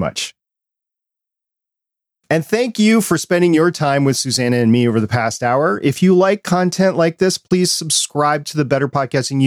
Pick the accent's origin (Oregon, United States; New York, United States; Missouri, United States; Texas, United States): New York, United States; New York City; I was born in Brooklyn